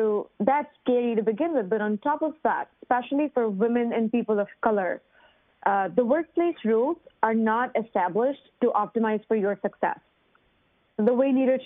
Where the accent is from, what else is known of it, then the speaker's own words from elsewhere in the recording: India; moved away as an adult; now in United States; I grew up in India in a family where women were not allowed to work